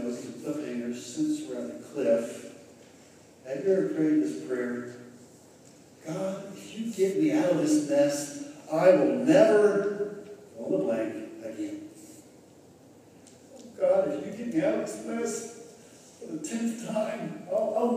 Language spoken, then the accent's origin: English; Greenfield, Ohio, United States; growing up in Highland County in Greenfield